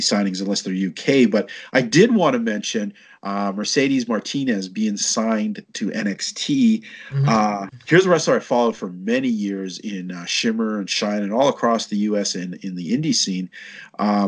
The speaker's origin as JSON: {"language": "English", "country": "Canada", "said": "us being both Canadian boys"}